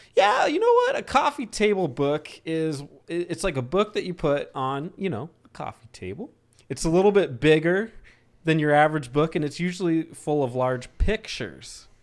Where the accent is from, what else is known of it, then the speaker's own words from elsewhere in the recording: Arizona, United States; I'm from Arizona.